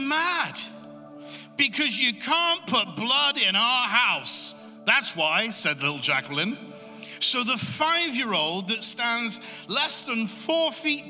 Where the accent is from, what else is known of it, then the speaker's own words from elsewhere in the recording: England, United Kingdom; I'm from England